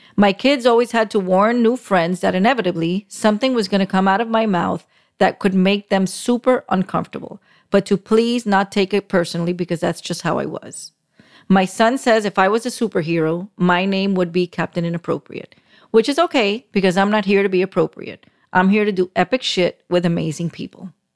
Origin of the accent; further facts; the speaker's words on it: Miami, Florida, United States; I was born and raised in Miami, still live in South Florida